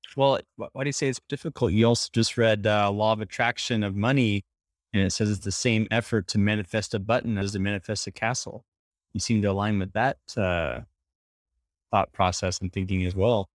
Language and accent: English; Portland, Oregon, United States; now in New York City, United States; grew up in uh, Portland, Oregon area, so I'm a suburb boy